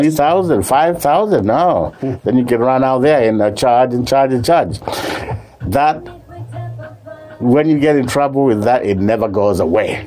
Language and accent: English; Kenya; moved away as an adult; now in United States; I'm from Kenya. But I've been here since I came here 1980.